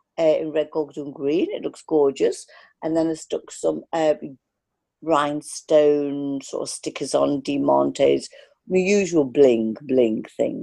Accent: Liverpool, North West England, United Kingdom; also born or lived in Bootle / Formby; you can't describe that feeling to anybody unless you actually are from Liverpool.

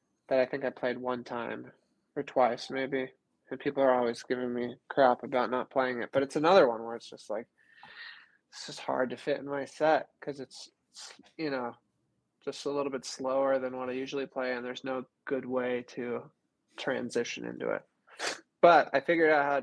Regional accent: Southern California, United States; I grew up in Southern California

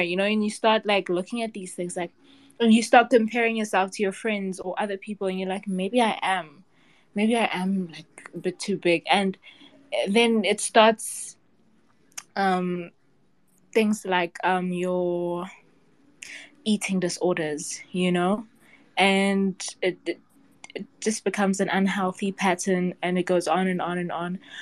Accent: South Africa; I'm from South Africa

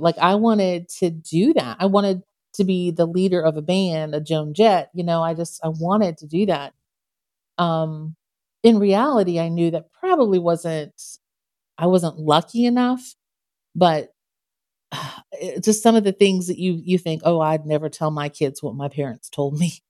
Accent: Canton, Ohio, United States; I was born and raised in Canton, Ohio

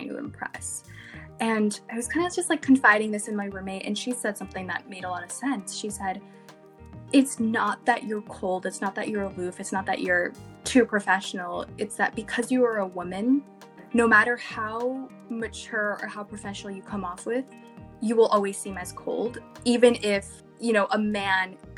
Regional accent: Louisiana, United States; moved away as an adult; now in California, United States; I'm from Louisiana, but I'm now here for school.

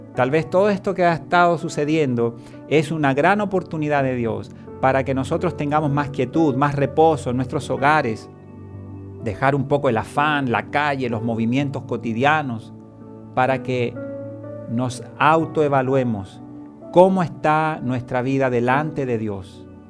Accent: Chile; comenzaría en mi país, en Chile, el llamado estallido social

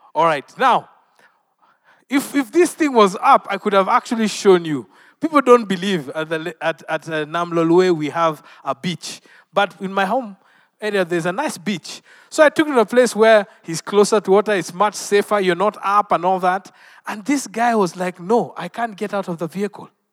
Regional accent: Western Kenya, Kenya; I am from Western Kenya, not far from the Lake Victoria.

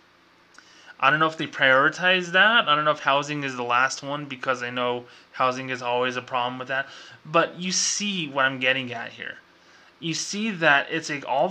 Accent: New Mexico, United States; I'm from New Mexico

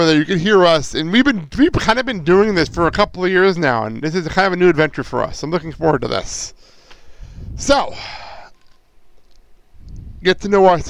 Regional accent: Garfield, New Jersey, United States; I'm from Jersey, and Garfield, New Jersey, a little town in Bergen County

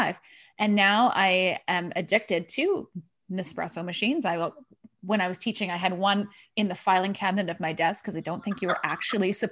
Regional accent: Thunder Bay, Ontario, Canada; moved away; I'm from Thunder Bay

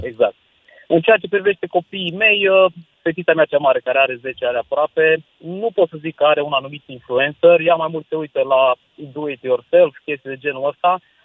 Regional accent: Târgu Mureș, Mureș County, Romania; eu sunt din Târgu Mureș

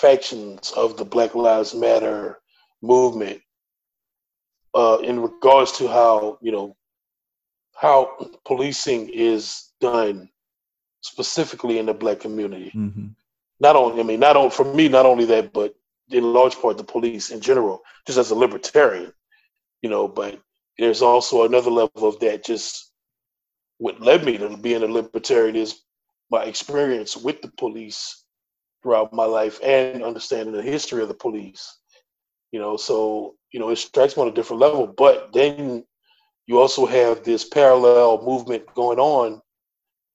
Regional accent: the Deep South, United States; I'm from the South, deep South

